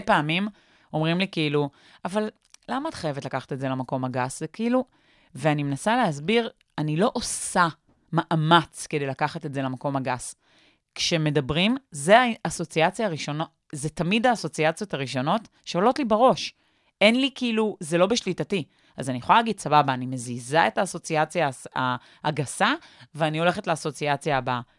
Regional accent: Petah Tikva, Central District, Israel; בפתח תקווה

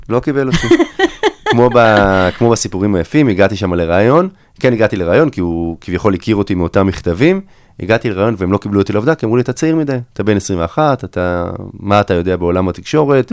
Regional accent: Herzliya, Tel Aviv District, Israel; אני בעצם הייתי מעורב בקמפיינים פוליטיים ממש מחטיבת הביניים, כבר הייתי מעורב פה בהרצליה

